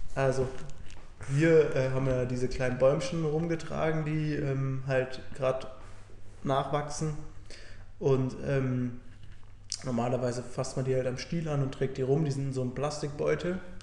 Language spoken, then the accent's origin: German; Germany; now in Bundaberg, Australia; bei uns zu Hause in Deutschland